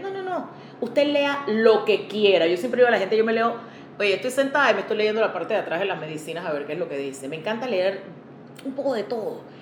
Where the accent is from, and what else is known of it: Panama